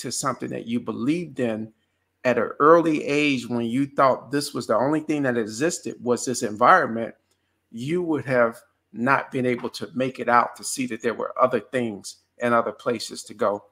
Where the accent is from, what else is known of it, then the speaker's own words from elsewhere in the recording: Chicago, Illinois, United States; Growing up in Chicago, in the toughest part of Chicago, I grew up in two areas. One was called Ida B. Wells Housing.